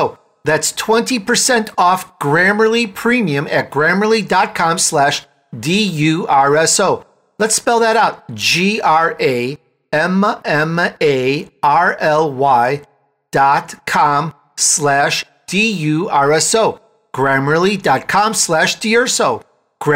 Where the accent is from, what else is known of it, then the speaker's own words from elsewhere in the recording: Chicago, Illinois, United States; It's in my speech from growing up in Chicago